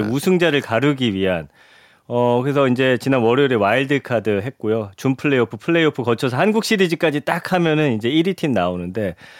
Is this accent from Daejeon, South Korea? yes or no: yes; Daejeon, South Korea; 제가 이제 고향이 대전인데